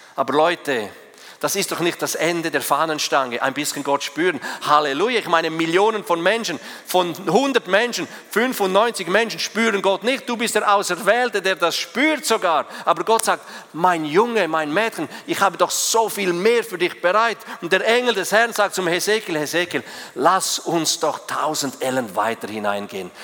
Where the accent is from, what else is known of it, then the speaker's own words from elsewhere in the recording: Switzerland; als Schweizer